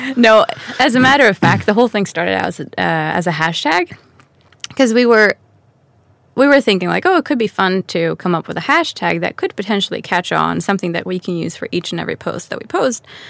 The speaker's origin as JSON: {"language": "English", "town": "Stockholm", "region": "Stockholm County", "country": "Sweden", "tie": "born or raised there", "also_born_or_lived": "Manhattan, New York", "moved": "as an adult", "said": "Born and raised in Stockholm."}